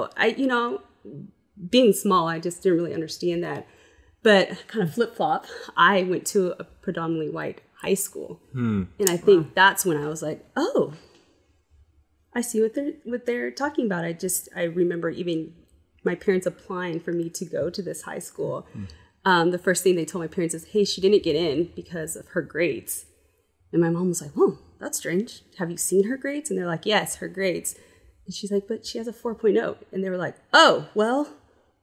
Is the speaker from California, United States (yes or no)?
yes; Bay Area, California, United States; I grew up in the Bay Area too